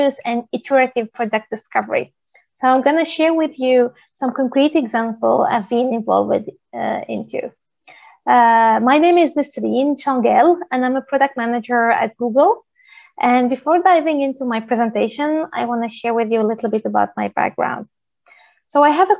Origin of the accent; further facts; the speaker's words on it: Tunisia; moved away; also born or lived in Paris, France / Stockholm, Sweden; I'm originally from Tunisia